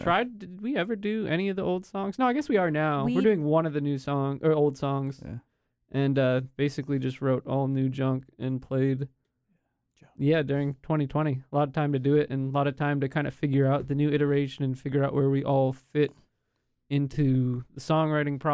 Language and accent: English; Wilmington, North Carolina, United States; also born or lived in Raleigh, North Carolina; I'm from Wilmington, and I've been here